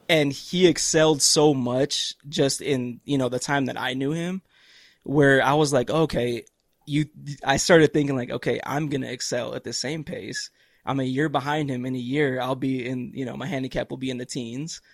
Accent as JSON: {"language": "English", "town": "Cleveland", "region": "Ohio", "country": "United States", "tie": "born or raised there", "said": "Cleveland, Ohio, where I'm from."}